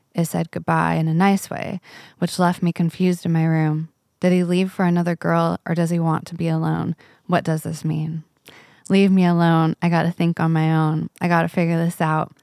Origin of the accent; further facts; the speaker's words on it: Agua Dulce, California, United States; I grew up in Agua Dulce, oh, which okay. is like this cute little country town, desert town